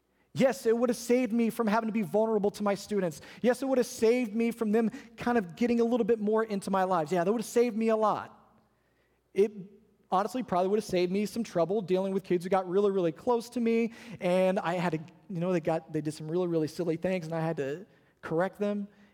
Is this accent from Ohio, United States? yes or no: yes; Ohio, United States; We used to tease him because we came from Ohio. When you live up north for as long as we did, you get tired of seeing snow and rain and sleet and slush and gray skies and cold weather.